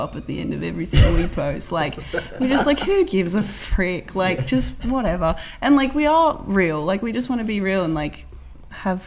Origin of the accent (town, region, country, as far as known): Australia